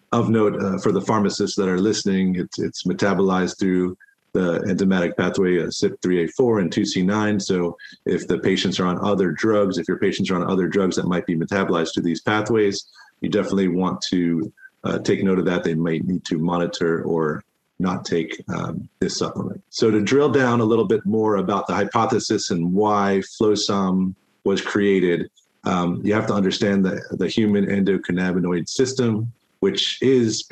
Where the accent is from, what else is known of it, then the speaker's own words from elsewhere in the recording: Florida, United States; Florida, which is my home state where I was born and raised